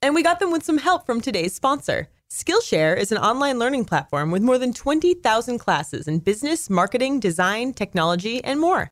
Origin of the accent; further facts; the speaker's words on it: California, United States; now in Chicago, United States; I grew up in California, so I experienced earthquakes all the time